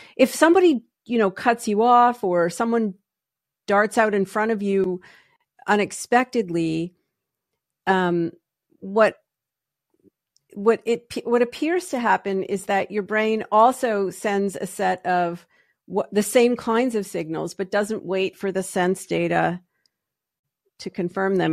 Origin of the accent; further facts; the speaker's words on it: Canada; moved away as an adult; also born or lived in Toronto; now in United States; I am Canadian by birth